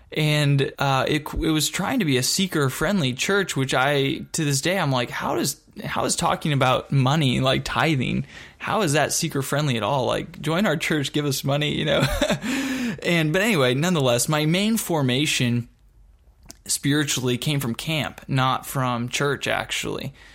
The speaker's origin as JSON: {"language": "English", "area": "Dallas-Fort Worth area", "region": "Texas", "country": "United States", "tie": "born or raised there", "also_born_or_lived": "Michigan", "said": "I moved from Michigan back to Texas and, um, lived again in the Dallas-Fort Worth area really since that time. uh, from sixth grade on"}